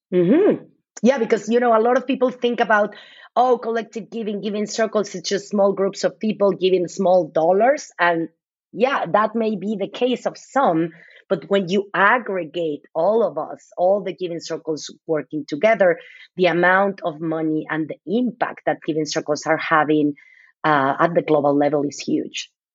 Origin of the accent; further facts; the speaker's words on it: Mexico City, Mexico; moved away as an adult; now in United States; I was born and raised in Mexico City